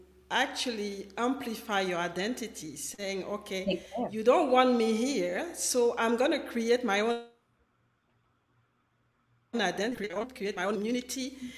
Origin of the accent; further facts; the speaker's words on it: France; I grew up in France. I grew up with a white family at some point when I was a teenager.